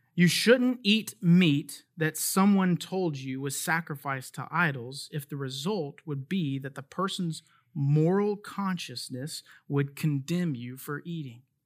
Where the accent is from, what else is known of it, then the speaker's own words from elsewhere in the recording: United States; As an American citizen